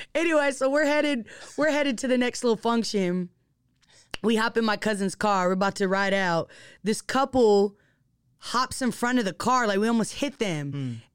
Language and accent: English; Seattle, Washington, United States; being born and raised in Seattle, and actually being from Seattle, like, the central district